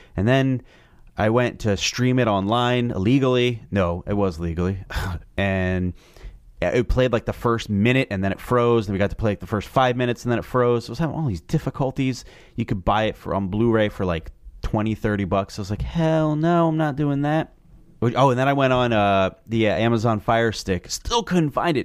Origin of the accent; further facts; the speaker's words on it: New Jersey, United States; I'm from Jersey